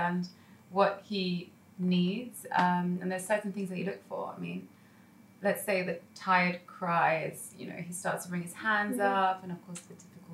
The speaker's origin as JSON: {"language": "English", "region": "London", "country": "United Kingdom", "tie": "born or raised there", "moved": "as an adult", "lives_now": "Dubai, United Arab Emirates", "said": "I'm based in Dubai for many, many years. It feels like a lifetime, nearly a decade actually. And I grew up in London."}